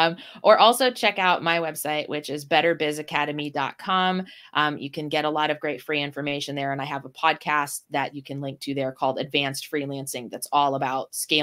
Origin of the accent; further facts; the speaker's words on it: Ohio, United States; I was raised in Northwest Ohio, where classic rock is just a big thing.